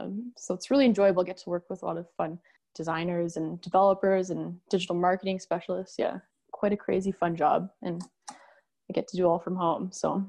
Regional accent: Edmonton, Alberta, Canada; we're both from Edmonton, Alberta, Canada.

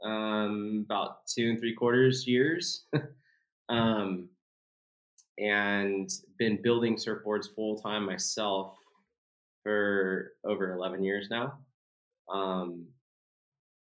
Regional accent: Ojai, California, United States; also born or lived in Oxnard; I was born in Ojai, and we grew up in Ojai until I was about 9, and then we moved to Oxnard

